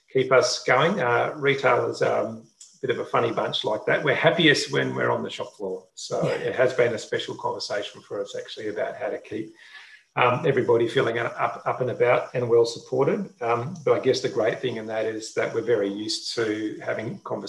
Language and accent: English; Brisbane, Queensland, Australia; I grew up in Brisbane